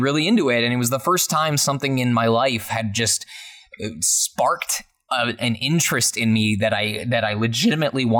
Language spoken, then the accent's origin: English; Michigan, United States; my hometown of Michigan